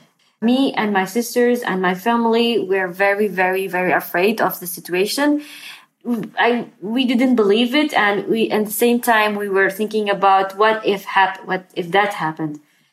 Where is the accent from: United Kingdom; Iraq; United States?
Iraq; Sinjar, Nineveh; moved away as an adult; also born or lived in Khanasur village; now in Kurdistan, Iraq; I'm from Sinjar.